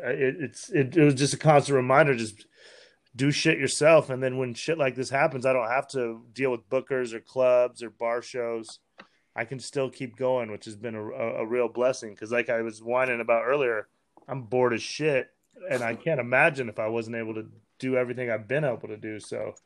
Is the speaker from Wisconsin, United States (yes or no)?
no; Wyoming, United States; Me growing up in Wyoming